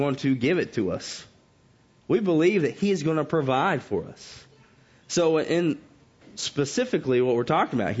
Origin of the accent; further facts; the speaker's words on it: the South, United States; growing up in the South